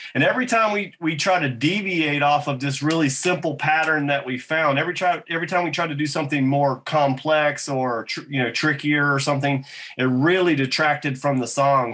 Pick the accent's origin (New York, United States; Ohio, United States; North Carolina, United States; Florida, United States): North Carolina, United States; also born or lived in Boone, North Carolina